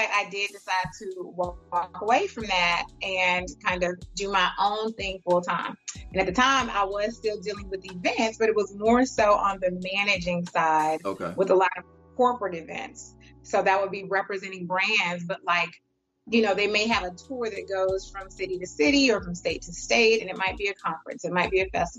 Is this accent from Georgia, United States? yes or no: yes; Atlanta, Georgia, United States; also born or lived in Charlotte; I'm from Atlanta